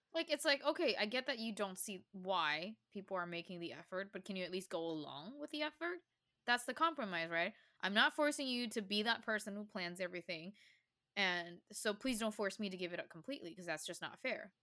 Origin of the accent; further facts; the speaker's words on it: Taiwan; growing up in Taiwan